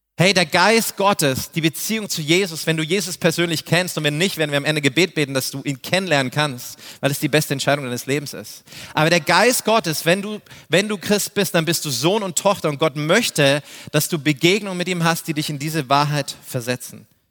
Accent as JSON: {"language": "German", "town": "Neumarkt in der Oberpfalz", "region": "Bavaria", "country": "Germany", "said": "ich bin aus Neumarkt, das ist in der Oberpfalz, hinter den sieben Bergen bei den sieben Zwergen. Wir sprechen eine andere Sprache"}